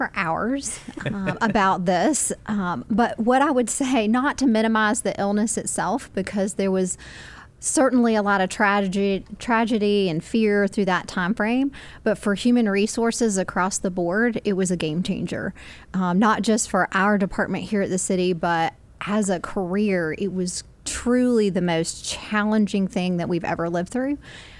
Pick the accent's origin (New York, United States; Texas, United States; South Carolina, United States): South Carolina, United States; Spartanburg; I grew up in Spartanburg.